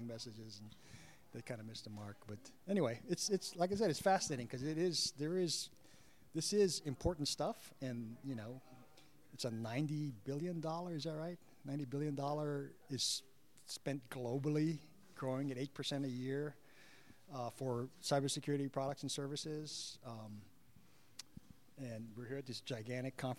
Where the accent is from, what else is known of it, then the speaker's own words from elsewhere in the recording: Hawaii, United States; now in Seattle, United States; I grew up in Hawaii